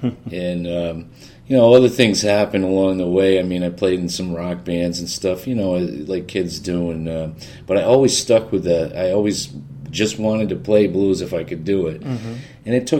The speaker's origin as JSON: {"language": "English", "region": "Rhode Island", "country": "United States", "tie": "born or raised there", "said": "I grew up in Rhode Island"}